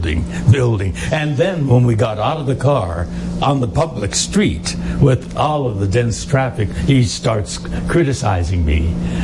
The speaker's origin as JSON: {"language": "English", "town": "Los Angeles", "region": "California", "country": "United States", "tie": "born or raised there", "said": "I grew up in East L.A., all Mexican-American barrio."}